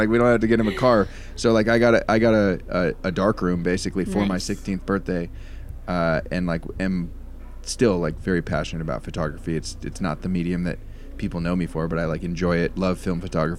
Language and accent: English; Marin County, California, United States; upper middle class family that did fine, but like a lot of my friends, I grew up in Marin County, which is like a well-off area. I would say comparable to Marin County, I was on like the lower end of that.